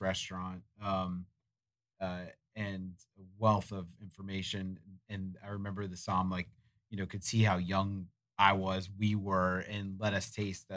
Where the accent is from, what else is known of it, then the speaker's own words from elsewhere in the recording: Florida, United States; growing up in Florida